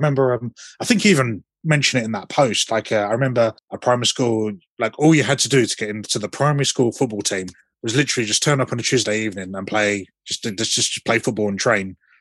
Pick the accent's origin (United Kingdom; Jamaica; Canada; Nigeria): United Kingdom; Southend-on-Sea, East of England; my hometown team, Southend United